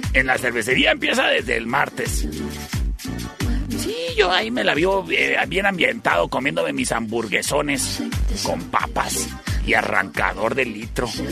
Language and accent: Spanish; Cuauhtémoc, Chihuahua, Mexico